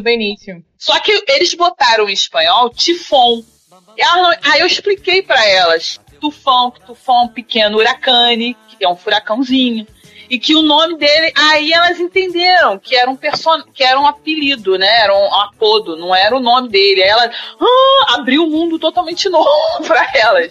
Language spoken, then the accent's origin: Portuguese; Duque de Caxias, Rio de Janeiro, Brazil; now in Niterói, Brazil; eu sou nascida e criada em Caxias